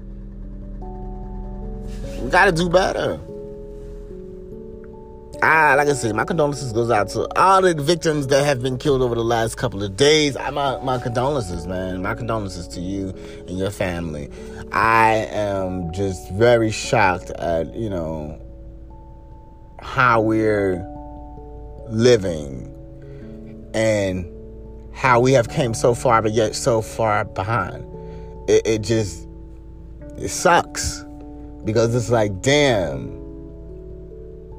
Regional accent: Greensboro, North Carolina, United States; moved away; I'm back in my hometown. Because I'm originally from Greensboro, North Carolina.

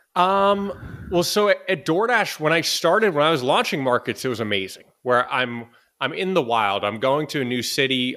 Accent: Boston, Massachusetts, United States; moved away as an adult; also born or lived in Los Angeles / San Francisco; I'm originally from Boston in the U S

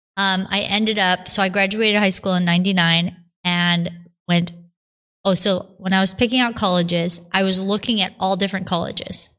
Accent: Buffalo, New York, United States; I was born and raised outside of Buffalo, New York

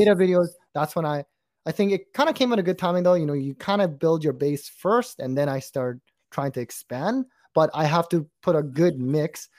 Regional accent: Canada; we're from Canada

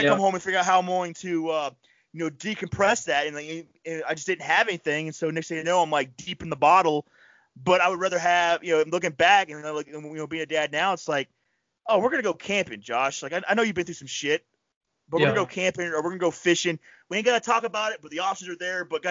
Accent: Panama City, Florida, United States; now in New York, United States; I grew up in Panama City, Florida.

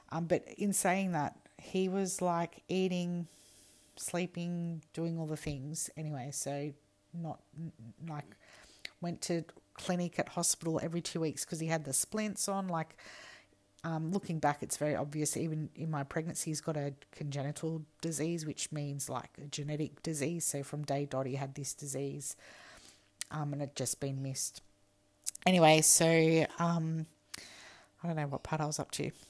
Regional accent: New South Wales, Australia; also born or lived in Perth / Alice Springs; We just moved from Perth to Alice, and we are from New South Wales, so we have been flying around and all that stuff.

